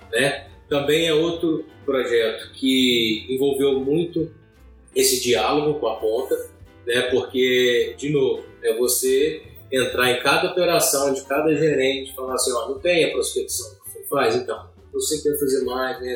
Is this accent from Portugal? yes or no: no; Governador Valadares, Minas Gerais, Brazil; moved away; Eu nasci em Valadares, vivi até a maior parte da minha vida, né, até então lá